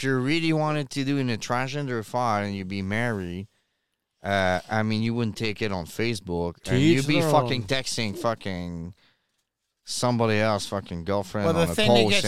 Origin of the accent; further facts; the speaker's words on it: Montreal, Quebec, Canada; moved away; also born or lived in Chicoutimi; I grew up in Montreal, but in Quebec